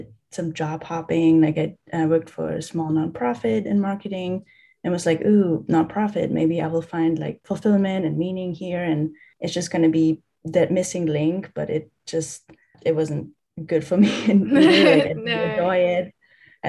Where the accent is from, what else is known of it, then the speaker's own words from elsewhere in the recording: Germany; I'm from Germany